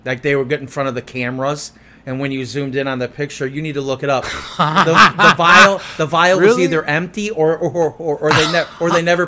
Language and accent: English; United States; I am an American